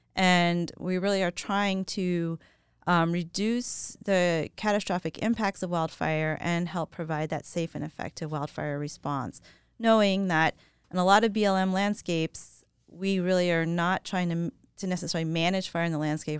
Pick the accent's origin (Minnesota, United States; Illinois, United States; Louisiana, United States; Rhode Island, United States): Louisiana, United States; New Orleans; moved away as an adult; also born or lived in Colorado; I grew up in New Orleans, Louisiana